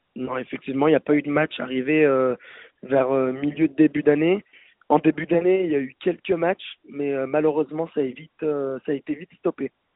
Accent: Lyon, Auvergne-Rhône-Alpes, France; J'ai toujours été lyonnais, effectivement.

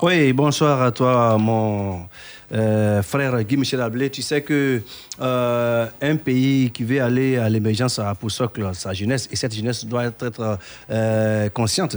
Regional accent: Côte d’Ivoire; en tant que bon Ivoirien

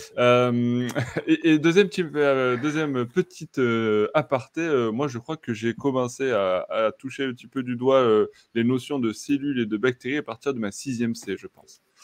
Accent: France; chez nous en France

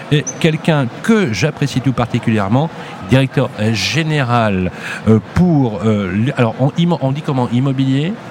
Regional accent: Lyon, Auvergne-Rhône-Alpes, France; je suis de Lyon, donc forcément, euh, c'est un bon collègue.

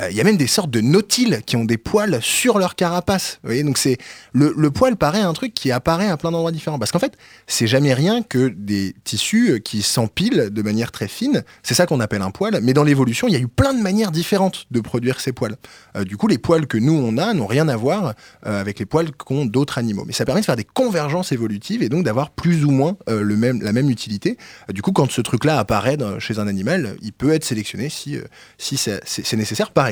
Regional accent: France; on est français quand même.

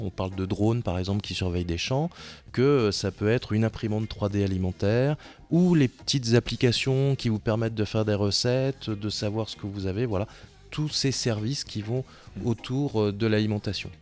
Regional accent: France; on est français

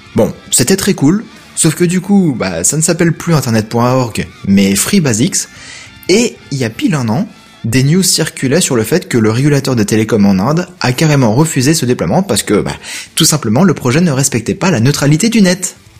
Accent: France; les villages chez nous en France

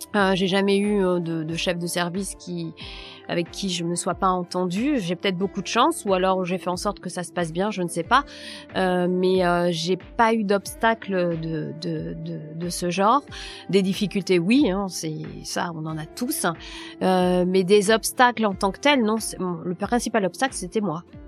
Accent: Nord, Hauts-de-France, France; also born or lived in Paris; je suis née dans le Nord

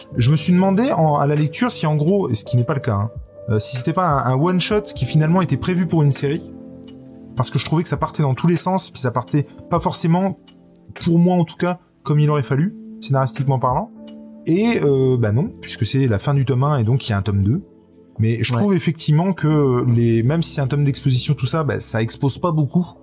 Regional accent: France; chez nous en France

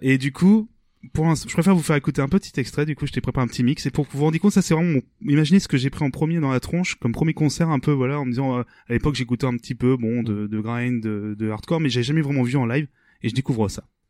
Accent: Rouen, Normandy, France; nous on est originaire de Rouen

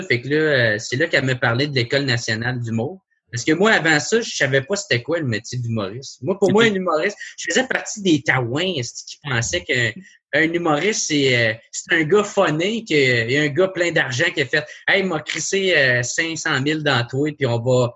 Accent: Gatineau, Quebec, Canada; je viens de Gatineau, tu sais, c'est euh, à deux heures de Montréal, il n'y a, rien

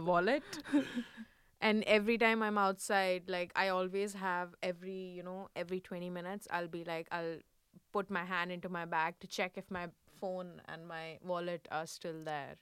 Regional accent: Delhi, India; moved away as an adult; now in Paris, France; I grew up in Delhi

